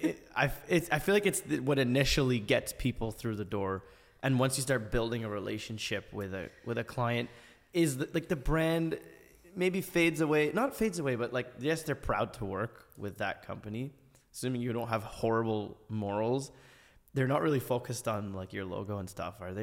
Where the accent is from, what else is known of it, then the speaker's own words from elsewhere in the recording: Ottawa, Ontario, Canada; I tell people I'm from Canada. Oh, Montreal, Toronto? I'm like, no, no, Ottawa, like, the capital of the country.